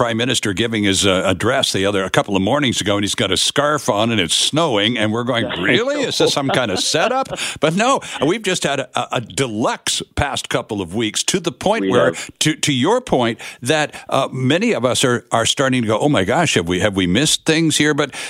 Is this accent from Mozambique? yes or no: no; Ontario, Canada; moved away; I was raised in Ontario